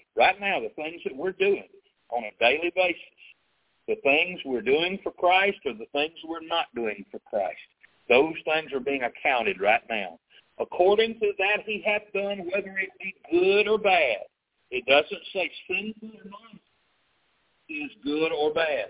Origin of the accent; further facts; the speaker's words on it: South Arkansas, United States; I grew up in the South. I mean, I grew up down here in South Arkansas